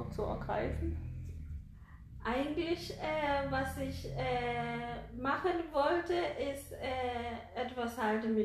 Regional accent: Nairobi, Kenya; ich komme aus Nairobi.

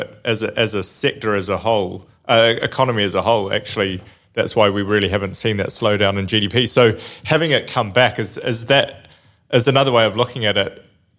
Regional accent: New Zealand; I'm a Kiwi

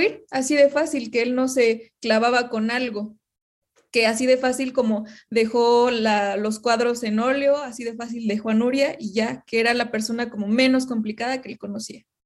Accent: Mexico; como mexicanos

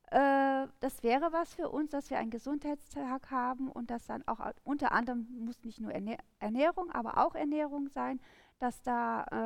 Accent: Rhineland, Germany; als Rheinländer ist es im Endeffekt wirklich so die rheinländische, also Karnevalsmusik

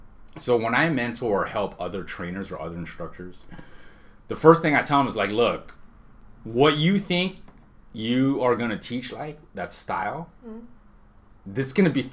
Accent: Honolulu, Hawaii, United States; born there; I was born in Honolulu.

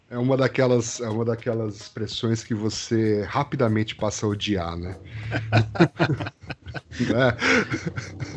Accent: Brazil; nós somos brasileiros

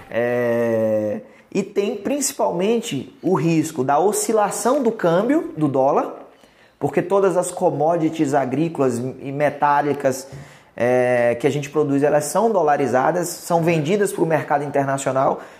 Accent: Salvador, Bahia, Brazil; meus pais se divorciaram, eu migrei para a gente mudou para a capital, para Salvador. Uhum. Então eu cresci em Salvador, mas meu pai continua morando até hoje no interior da Bahia

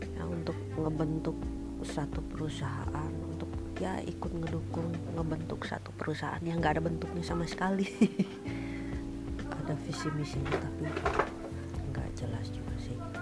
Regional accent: Bekasi, West Java, Indonesia; now in Bandung, Indonesia; Saya dari Bekasi, tapi ya, udah lama tinggal di Bandung

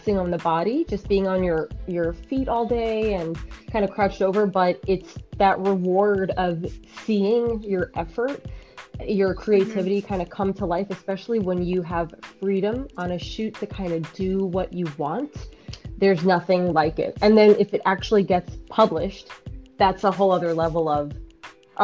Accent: New York City, New York, United States; also born or lived in Bayside, Queens / Astoria, Queens; Born and raised in Jackson Heights, then moved to Bayside, and then moved to Astoria

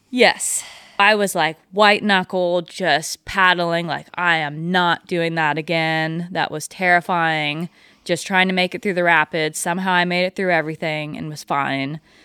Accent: Pilot Hill, California, United States; I am from just down the road, actually, in Pilot Hill. It's probably fifteen minutes from where we're doing this interview

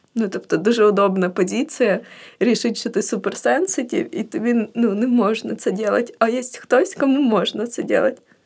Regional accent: Kherson Oblast, Ukraine; moved away as an adult; also born or lived in Odesa; now in Kyiv, Ukraine; я з Херсонської області, з села

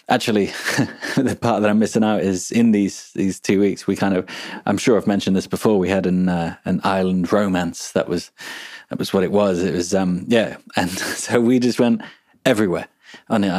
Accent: Brazil; accent: Brazilian interior accent; English is a second language; back then I was speaking in a, um, how do you call it? Interior accent, you know.

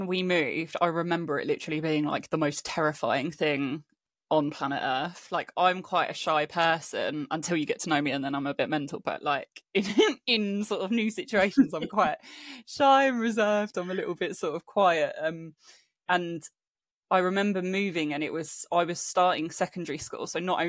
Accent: Spain; moved away as an adult; also born or lived in England; now in London, United Kingdom; And then when I was about 9-10 years old, my family moved to Spain. So I grew up in Spain until I was 18, moved back to England, went to uni

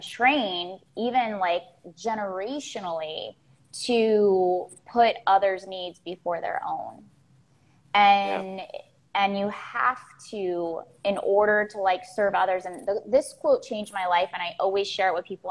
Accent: Florida, United States; I grew up in Florida. I'm a Florida girl. I still live in I live in Miami right now

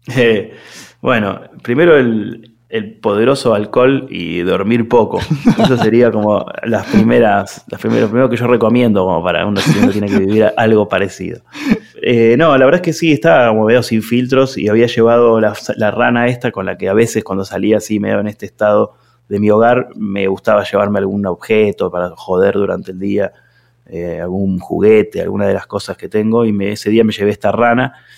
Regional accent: Argentina

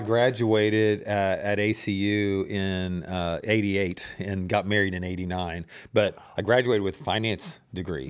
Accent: Dallas, Texas, United States; I grew up over in Dallas

